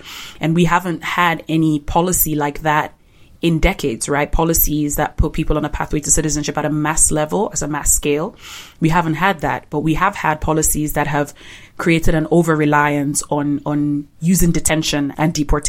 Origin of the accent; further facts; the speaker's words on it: Nigeria; You know, posted an independence for Nigeria. I'm from the Igbo tribe, and we experienced a genocide by the northern tribe in Nigeria.